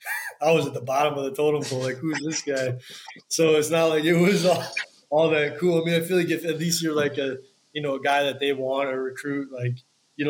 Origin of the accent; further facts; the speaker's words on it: Wisconsin, United States; growing up in Wisconsin